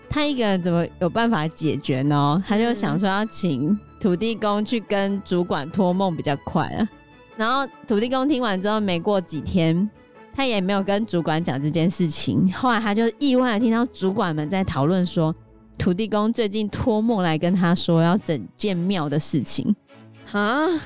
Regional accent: Hsinchu, Taiwan; 因为我们是新竹人嘛

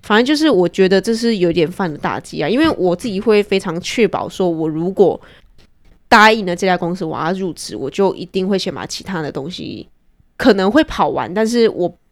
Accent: Taiwan; moved away; also born or lived in United States; 其实我初期回来台湾

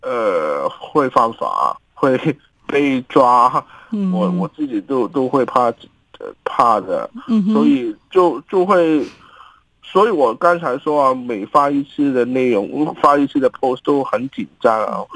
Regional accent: Hong Kong; 继续活下去，为我们香港人努力。

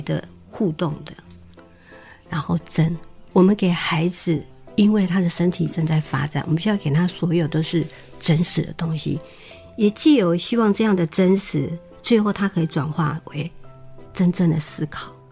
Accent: Taiwan; 原来我是跟他们一伙，就是台湾人

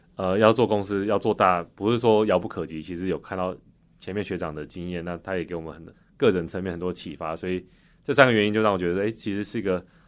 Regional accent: Taichung, Taiwan; moved away as an adult; 我是台中人，所以台中很热嘛

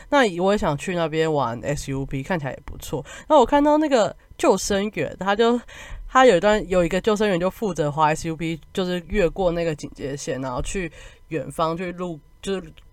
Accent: Kaohsiung, Taiwan; 我是高雄人嘛

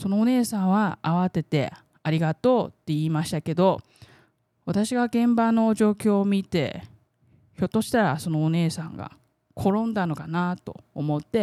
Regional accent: Taiwan; 台湾生まれ台湾育ちの

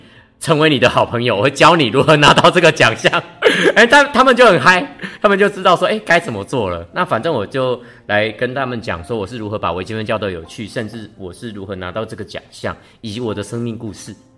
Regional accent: Yonghe, New Taipei, Taiwan; 台北永和的嘉里面

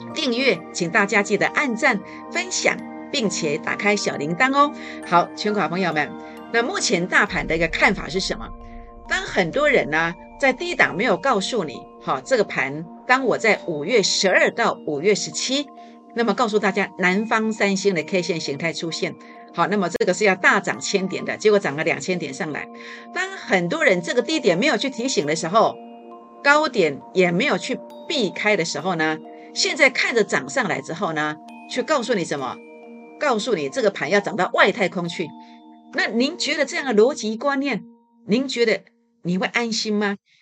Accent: Taiwan; now in Taipei, Taiwan; 早期呢，呃，我们乡下种这个西瓜的时候

